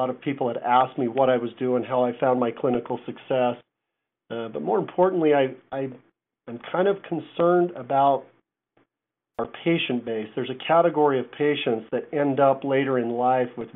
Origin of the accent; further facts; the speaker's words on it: Ogden, Utah, United States; moved away as an adult; also born or lived in Virginia; now in Prescott, United States; Grew up in Ogden, Utah